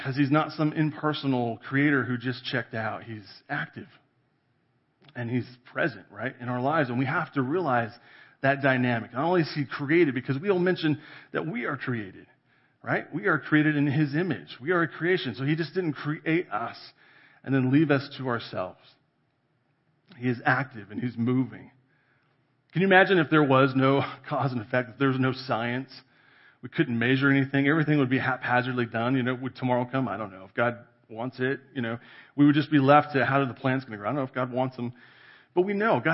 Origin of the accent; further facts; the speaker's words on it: California, United States; now in Colorado, United States; I grew up in California in the valley, right? We're agriculture